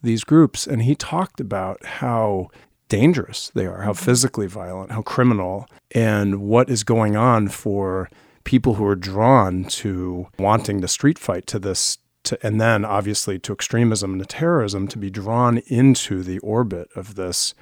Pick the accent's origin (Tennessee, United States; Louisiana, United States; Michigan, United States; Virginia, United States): Virginia, United States; Arlington; I grew up in Arlington, Virginia